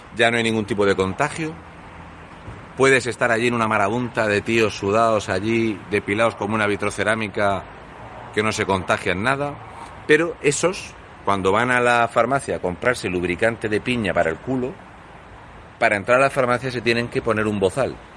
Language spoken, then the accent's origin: Spanish; Fuente Álamo, Region of Murcia, Spain; en mi pueblo, de toda la vida